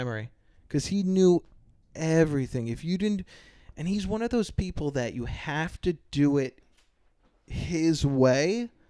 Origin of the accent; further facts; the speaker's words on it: East Coast, United States; moved away; But I am from the East Coast.